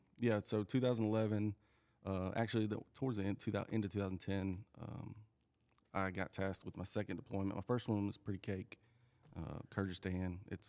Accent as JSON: {"language": "English", "town": "Munford", "region": "Tennessee", "country": "United States", "tie": "born or raised there", "also_born_or_lived": "Delaware / Bronson, Florida"}